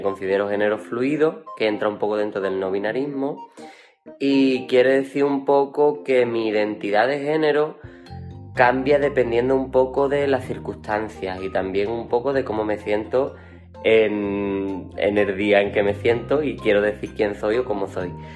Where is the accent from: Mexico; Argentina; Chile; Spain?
Spain; Jerez de la Frontera, Andalusia; soy de Jerez de la Frontera y tengo 26 años